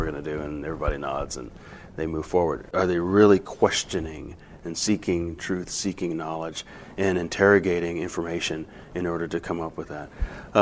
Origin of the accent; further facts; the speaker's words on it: Baton Rouge, Louisiana, United States; we're from Baton Rouge, Louisiana